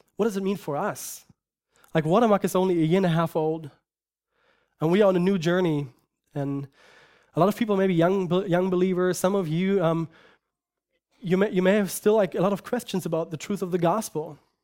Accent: Germany; moved away; I grew up in Germany, and I lived in a culture that supposedly is Christian

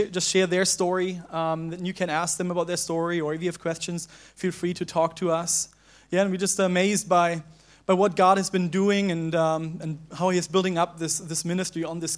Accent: Germany; now in Hong Kong; Katie came from the U.S., I came from Germany. We met here, and we got married here.

